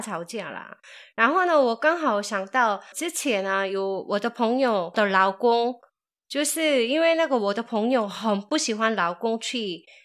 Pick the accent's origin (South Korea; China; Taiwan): South Korea; moved away; 我是从韩国来的